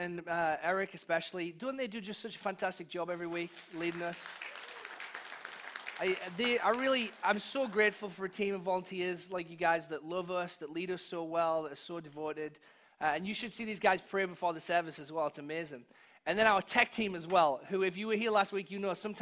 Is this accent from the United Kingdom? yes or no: yes; England, United Kingdom; now in United States; when I was growing up in England